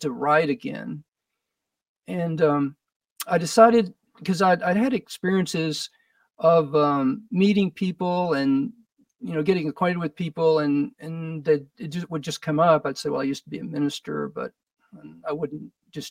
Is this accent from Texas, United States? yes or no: yes; Odessa, Texas, United States; also born or lived in Austin, Texas / Houston, Texas / Arizona / New York; Odessa, probably my hometown, had probably 70,000 people at the time